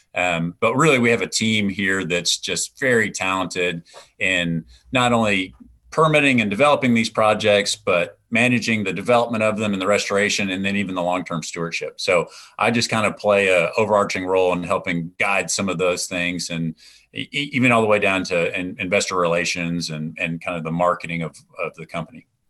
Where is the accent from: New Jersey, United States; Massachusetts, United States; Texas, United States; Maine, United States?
Texas, United States; East; growing up in East Texas